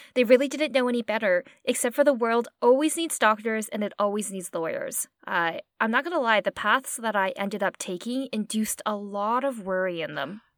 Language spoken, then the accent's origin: English; Okotoks, Alberta, Canada; also born or lived in Edmonton; I was born in Edmonton, and I basically spent my formative childhood years in a really small town called Okotoks in Alberta